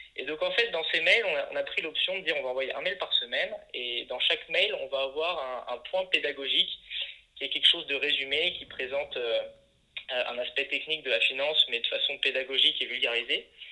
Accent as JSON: {"language": "French", "town": "Le Creusot", "region": "Bourgogne-Franche-Comté", "country": "France", "also_born_or_lived": "Paris", "moved": "yes", "said": "je viens de la Bourgogne, d'une ville qui s'appelle Le Creusot"}